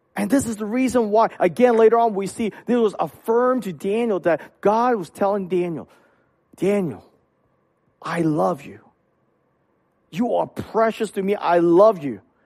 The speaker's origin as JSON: {"language": "English", "country": "Hong Kong", "tie": "born or raised there", "moved": "yes", "said": "when I was young, I grew up in Hong Kong."}